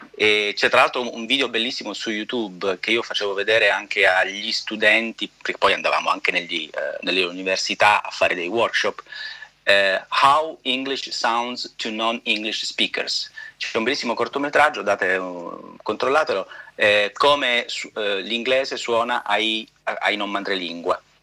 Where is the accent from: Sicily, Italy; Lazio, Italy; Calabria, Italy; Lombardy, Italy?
Calabria, Italy; now in New York, United States; sono calabrese